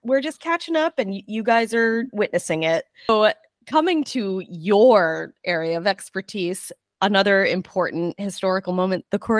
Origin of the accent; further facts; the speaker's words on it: Canada; I'm still Canadian. Look, I got my beaver.